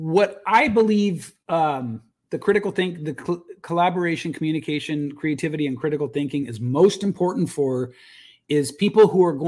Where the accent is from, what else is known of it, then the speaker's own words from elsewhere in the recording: United States; as a man growing up in the United States